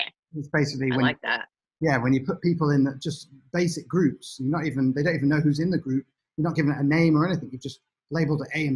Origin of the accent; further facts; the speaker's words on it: United Kingdom; being British.